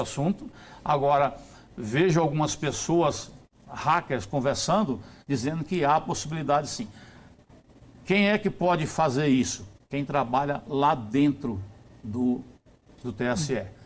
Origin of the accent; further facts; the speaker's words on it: Brazil; eu como brasileiro